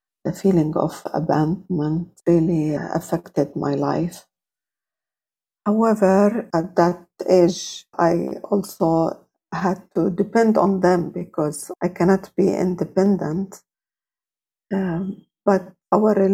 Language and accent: English; Jordan; I was born and grew up in Jordan